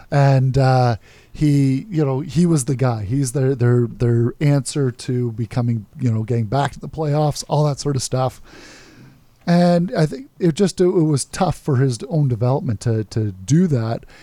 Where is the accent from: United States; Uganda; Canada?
Canada; as a Canadian